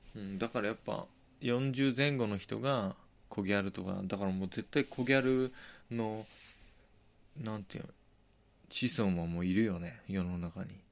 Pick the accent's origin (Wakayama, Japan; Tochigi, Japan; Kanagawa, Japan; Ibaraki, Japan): Tochigi, Japan; born or raised there